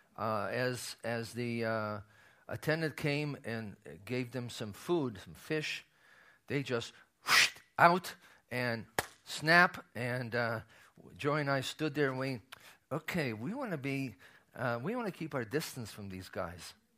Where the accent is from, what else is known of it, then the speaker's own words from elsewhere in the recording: Israel; as a child of a survivor, uh, growing up in Israel